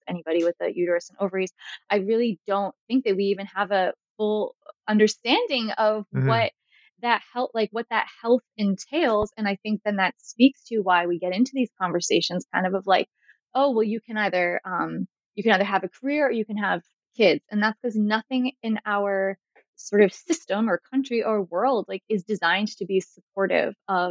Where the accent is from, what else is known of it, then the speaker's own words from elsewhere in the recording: Northeast, United States; I'm from the Northeast